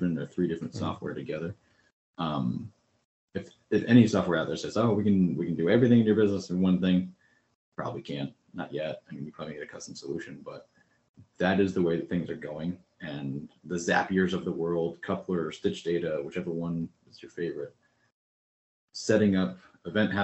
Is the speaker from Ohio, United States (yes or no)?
no; Connecticut, United States; moved away; I grew up in Connecticut, so I moved away from a lot of friends